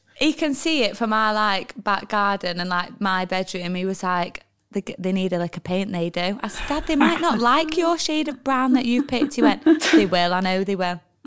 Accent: Manchester, North West England, United Kingdom; also born or lived in Oldham; my school was in Oldham, so I think maybe that's where the confusion lies. And if you were to ask my mum and dad, they'd be like, "We've got a Manchester postcode

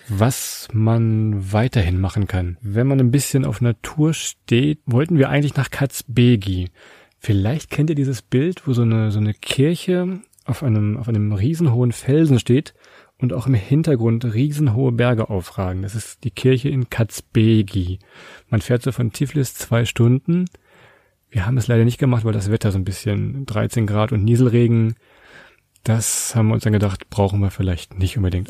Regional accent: Southern Lower Saxony, Germany; Ich komme aus, ich aus Südniedersachsen, da sagt man das so

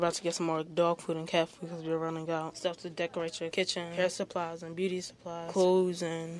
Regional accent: Nigeria; moved away as an adult; now in Baltimore, United States; I'm from Nigeria.

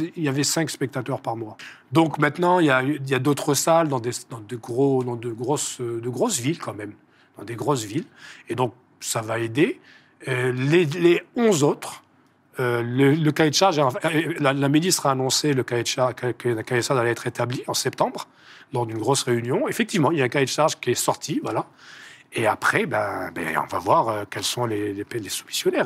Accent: Algeria; chez nous en Algérie

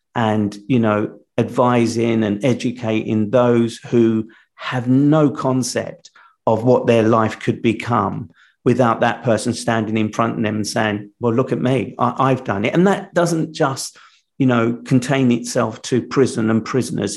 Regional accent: London, United Kingdom; I'm from London

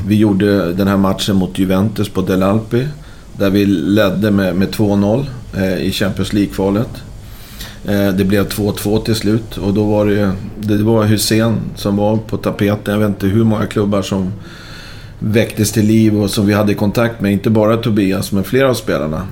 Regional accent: Stockholm, Stockholm County, Sweden; also born or lived in Braga, Portugal; som stockholmare

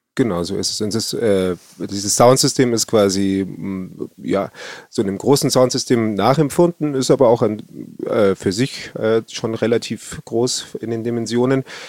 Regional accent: Bavaria, Germany; bei uns in Bayern

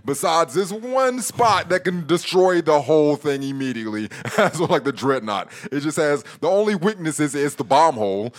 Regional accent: United States; as an American who was around some years ago

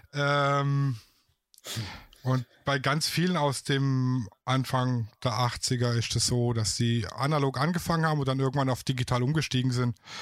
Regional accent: Baden-Württemberg, Germany; accent: Swabian; ich komme aus dem schönen Baden-Württemberg, mhm. aus dem Schwabeländle

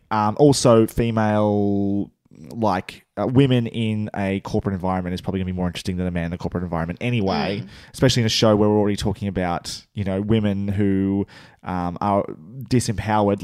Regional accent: Australia; accent: Australian; our, our accents.

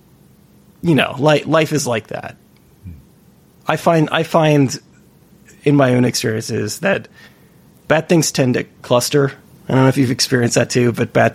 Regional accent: California, United States; moved away as an adult; now in New York City, United States; I'm from California. I went to school in Santa Cruz

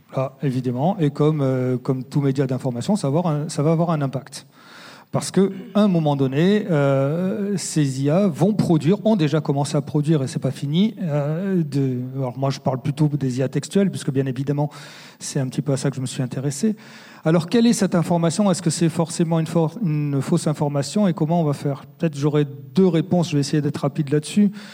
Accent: France; chez nous, en France

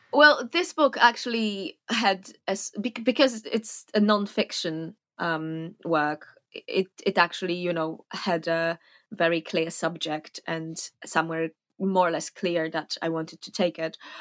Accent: Warsaw, Masovian Voivodeship, Poland; moved away as an adult; now in Fontainebleau, France; I was born in Warsaw, Poland, where I lived until I was about twenty

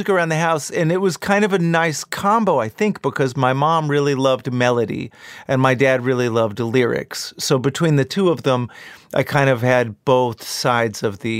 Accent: Texas, United States; growing up in Texas of the accent that my dad had. And like, I'm a seventh generation Texan, and by all rights, I should have a drawl.

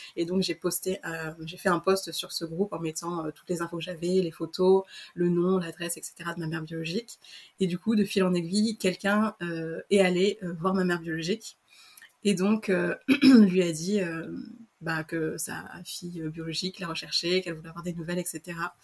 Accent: France; also born or lived in Antananarivo, Madagascar; je suis arrivée en France à l'âge d'un an et demi. Euh, voilà, je suis arrivée euh, en pleine campagne, mes parents sont agriculteurs

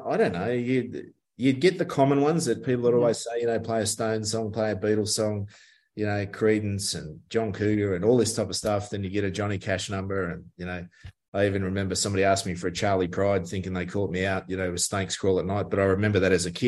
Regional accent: Richmond, New South Wales, Australia; now in Melbourne, Australia; I was playing at a pub one night in Richmond in my hometown in the Hawkesbury

